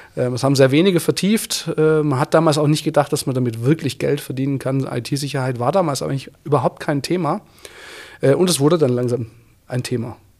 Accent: Swabian Jura, Baden-Württemberg, Germany; now in Bavaria, Germany; ich bin ja auf der Schwäbischen Alb aufgewachsen, auf einem kleinen Dorf

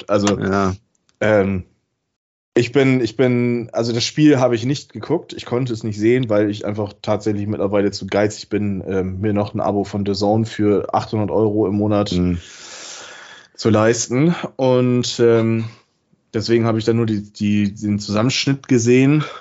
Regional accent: Bremen, Germany; Sag, das ist ein Skandal und das sage ich als Bremer.

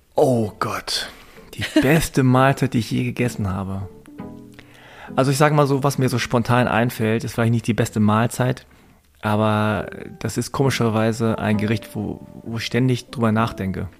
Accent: Hanover, Lower Saxony, Germany; Damals in Hannover, in so einem Vorort mit zwei, drei koreanischen Familien

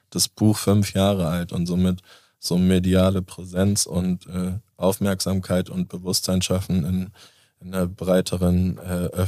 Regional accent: Basel, Basel-Stadt, Switzerland; ich komme aus Basel.

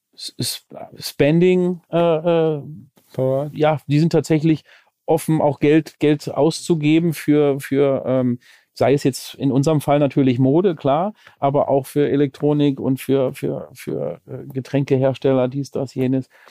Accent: Lübeck, Schleswig-Holstein, Germany; born or raised there; now in Cologne, Germany

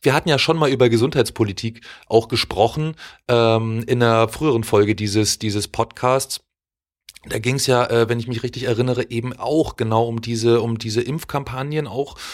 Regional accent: East Germany, Germany; wir kommen auch aus der DDR

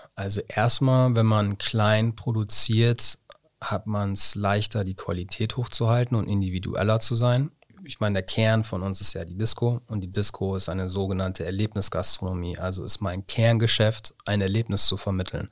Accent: Osnabrück, Lower Saxony, Germany; ich bin in Schinkel-Ost groß geworden

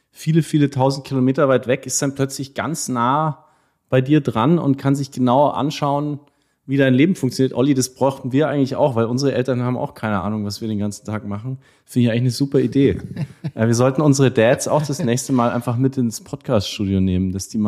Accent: Bavaria, Germany; accent: Franconian; Ähm, ich komme dialektmäßig aus, aus Franken, habe aber auch Familie in der Nähe von Garmisch.

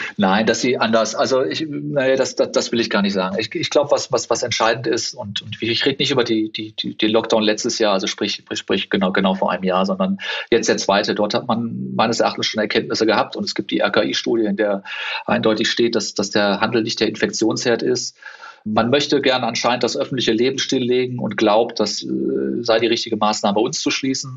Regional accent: Cologne, North Rhine-Westphalia, Germany; also born or lived in South Africa; Das hat man halt dann wirklich nur da, wo man groß geworden ist anders. Und das ist bei mir Köln.

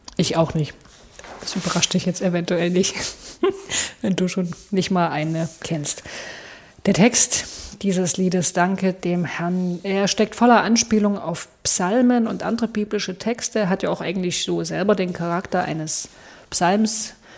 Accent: Saxony, Germany; bei uns in Sachsen

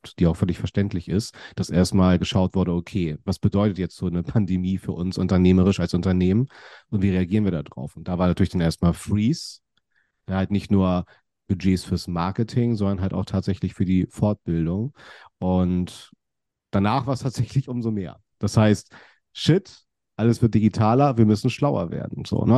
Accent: Kiel, Schleswig-Holstein, Germany; ich bin ja in Kiel aufgewachsen

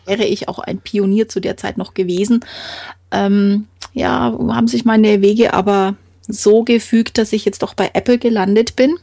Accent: Franconia, Bavaria, Germany; ich bin äh, aus dem Frankenland, da bin ich auch stolz drauf

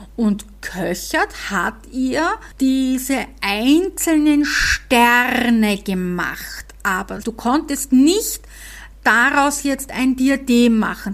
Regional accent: Vienna, Austria; accent: Viennese; meinen Wiener Dialekt

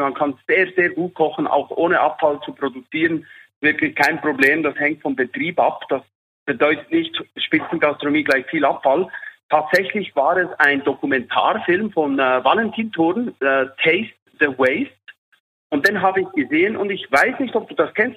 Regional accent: Switzerland; Bei uns in der Schweiz

